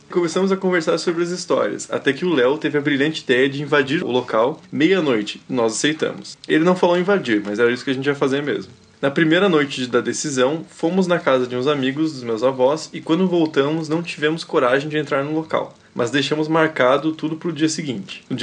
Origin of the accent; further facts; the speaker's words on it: Brasília, Federal District, Brazil; now in Ceará, Brazil; Tenho 22 anos e moro atualmente no Ceará, mas sou de Brasília.